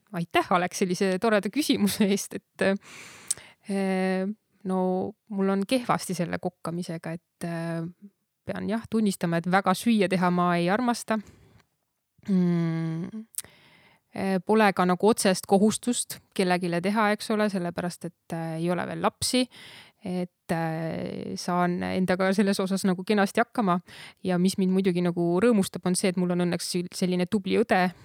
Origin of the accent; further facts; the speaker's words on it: Saarde Parish, Pärnu County, Estonia; also born or lived in Tori; peale sündimist põhimõtteliselt ikkagi titena toodi juba siia tagasi, nii et ma olen ikkagi, pean ennast põliseks saardelaseks